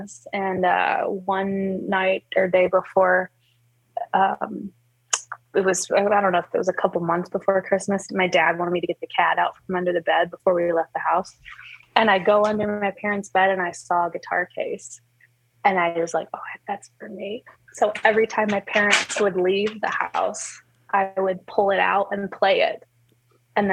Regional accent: Auburn, Alabama, United States; moved away as an adult; also born or lived in southern Mexico; now in Loveland, United States; Auburn is where I was born and raised, and I lived there all my life

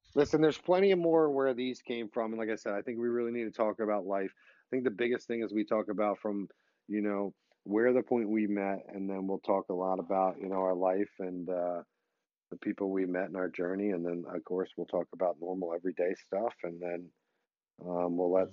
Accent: Philadelphia, Pennsylvania, United States; I was born and raised in Philly

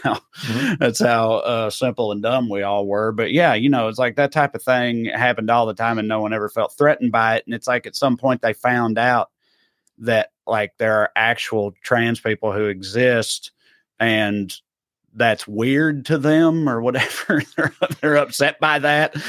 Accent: eastern Middle Tennessee, United States; I was on the eastern part of Middle Tennessee

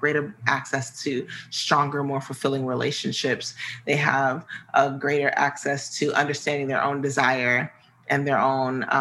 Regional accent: Midwest, United States; I'm from the Midwest, so I tend to say tantra a lot

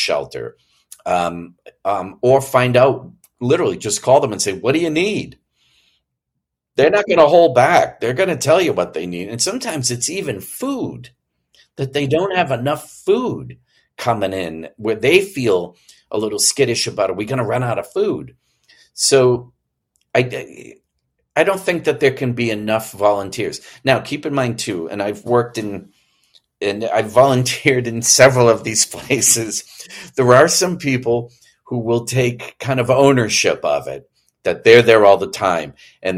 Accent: Boston, Massachusetts, United States; moved away; When I was growing up in the Boston area

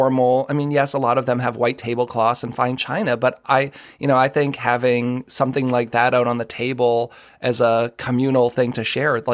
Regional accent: Boston, Massachusetts, United States; I'm a white guy who grew up in the Boston area

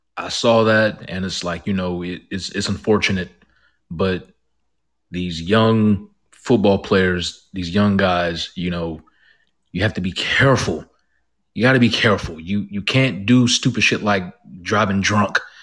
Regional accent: Georgia, United States; I'm from Georgia, and I'm very familiar with Georgia sports

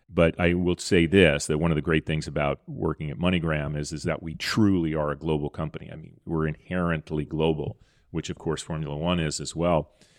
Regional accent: California, United States; born there; I was born a Lakers fan because I was born in Southern California.

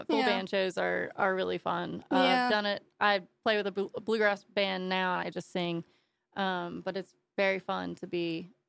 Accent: West Virginia, United States; now in Wilmington, United States; I'm from West Virginia.

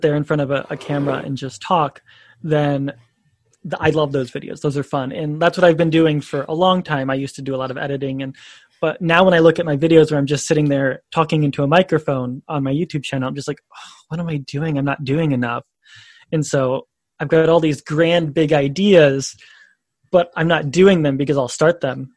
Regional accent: Indiana, United States; moved away as an adult; also born or lived in Chicago / France / China; now in Saitama, Japan; I'm originally from Indiana in the United States

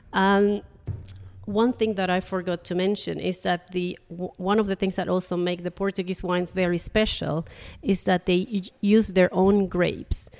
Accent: Panama; moved away as an adult; also born or lived in Nottingham, United Kingdom; now in Jersey; I'm originally from Panama

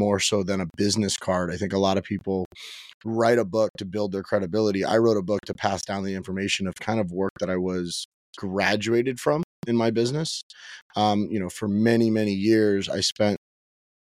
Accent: Miami, Florida, United States; I was born and raised in Miami

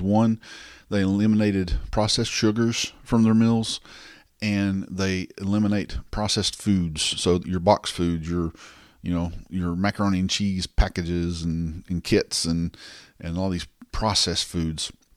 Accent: the South, United States; I'm from the South

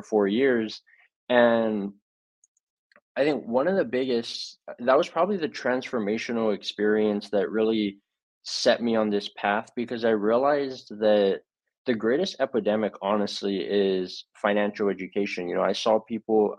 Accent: Hawaii, United States; I was born and raised in Hawaii

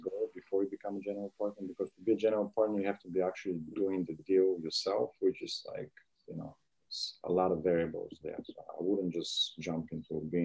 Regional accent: Bulgaria; moved away; born and raised in Bulgaria.

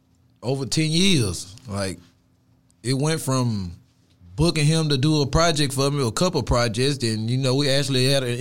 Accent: Haynesville, Louisiana, United States; moved away; also born or lived in Houston, Texas; I was born and raised in Louisiana.

